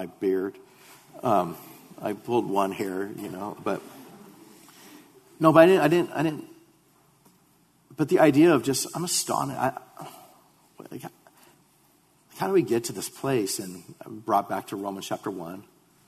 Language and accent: English; United States